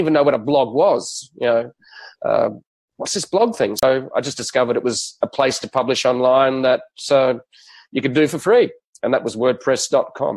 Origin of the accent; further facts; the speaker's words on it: Australia; as an Australian